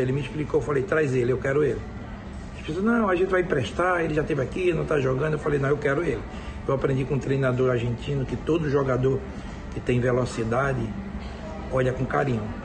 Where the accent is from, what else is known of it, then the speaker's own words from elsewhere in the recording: Recife, Pernambuco, Brazil; ele é do meu bairro, nós somos de São Martinho